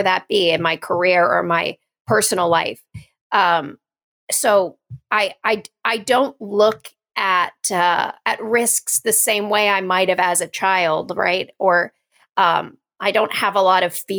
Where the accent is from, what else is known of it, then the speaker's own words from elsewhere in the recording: Kentucky, United States; moved away; also born or lived in New York; I'm from Kentucky. I grew up prior to coming to New York and getting into Broadway on bluegrass and country music